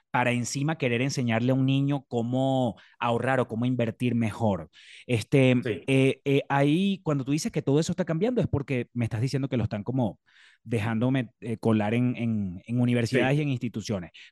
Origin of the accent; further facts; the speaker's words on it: Maracay, Aragua, Venezuela; Yo soy de Maracay. De, orgullosamente dividida mi infancia entre